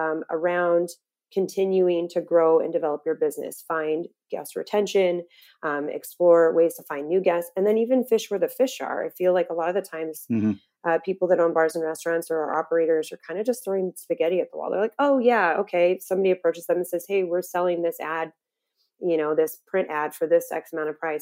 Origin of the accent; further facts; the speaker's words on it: Las Vegas, Nevada, United States; moved away as an adult; now in Phoenix, United States; I'm from Vegas originally